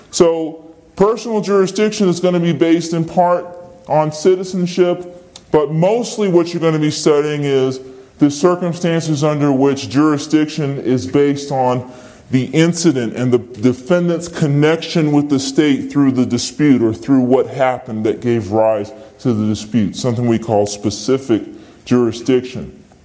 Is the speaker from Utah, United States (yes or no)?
no; Virginia, United States; I'm from Virginia